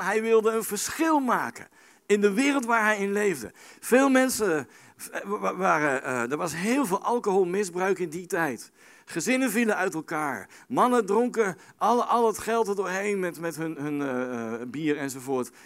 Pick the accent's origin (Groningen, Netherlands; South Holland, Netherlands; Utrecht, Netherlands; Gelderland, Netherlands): South Holland, Netherlands; The Hague; Ik kom uit Den Haag